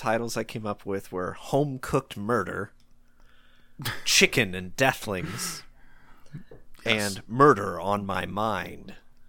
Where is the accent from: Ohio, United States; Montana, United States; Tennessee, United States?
Tennessee, United States; Like I grew up in the South, not the deep South, just Tennessee here. And so I'm familiar with the Southern accents.